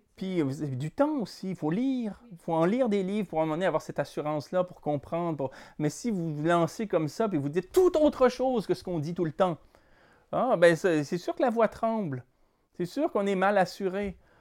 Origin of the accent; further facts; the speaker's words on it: Quebec, Canada; Quand on est québécois